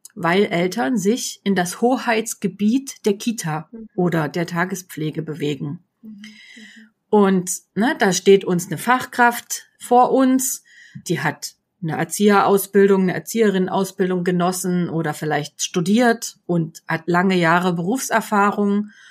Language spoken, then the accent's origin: German; GDR, East Germany, Germany; Ich bin in der DDR groß geworden